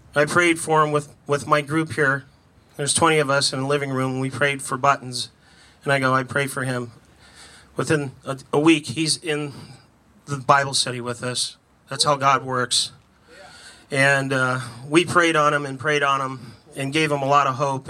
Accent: California, United States; I was from California

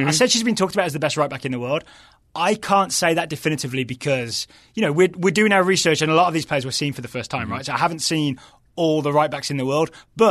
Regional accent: West Midlands, United Kingdom; accent: West Midlands; I think that's just my West Midlands accent, the weird wobbly vowels that I have.

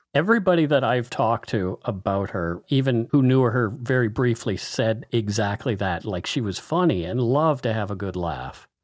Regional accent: Canada; We are ordinary Canadian schmucks

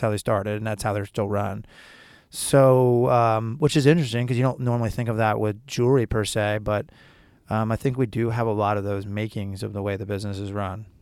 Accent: Syracuse, New York, United States; moved away; I'm from Syracuse

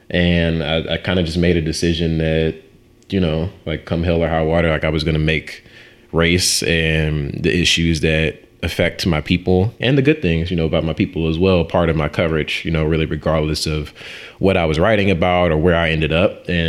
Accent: Ferguson, Missouri, United States; But, you know, growing up in Ferguson, Missouri, my parents are older.

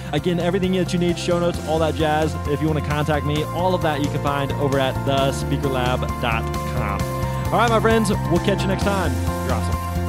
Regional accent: Missouri, United States; I was actually born and raised in Missouri, lived there my entire life

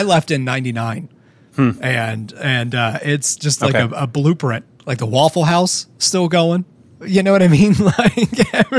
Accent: Canton, Ohio, United States; I'm from Canton, Ohio.

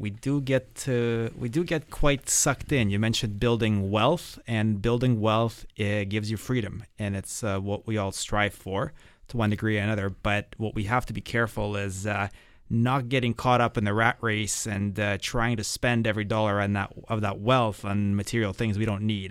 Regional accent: Toronto, Ontario, Canada; growing up in Toronto

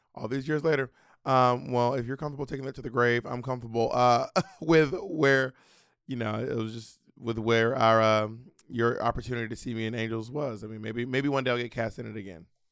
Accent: Atlanta, Georgia, United States; born or raised there

